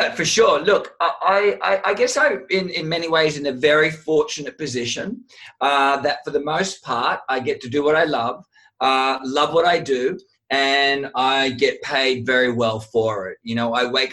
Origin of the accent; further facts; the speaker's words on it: Sydney, New South Wales, Australia; I was the Italian WOG kid growing up in Sydney, Australia.